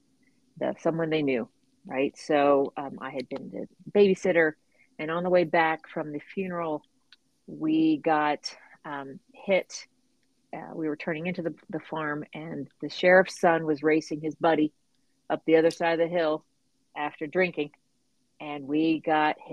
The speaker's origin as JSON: {"language": "English", "town": "La Porte", "region": "Texas", "country": "United States", "tie": "born or raised there", "said": "I got to grow up on the waterfront of Texas, down near NASA. So my little town is called La Porte."}